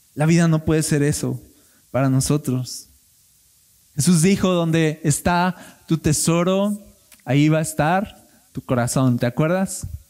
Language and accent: Spanish; Mexico; somos mexicanos